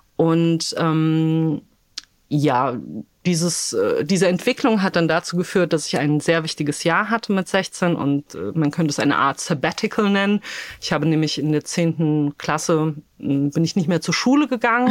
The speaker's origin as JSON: {"language": "German", "town": "Darmstadt", "region": "Hesse", "country": "Germany", "tie": "born or raised there", "also_born_or_lived": "Wrocław, Poland"}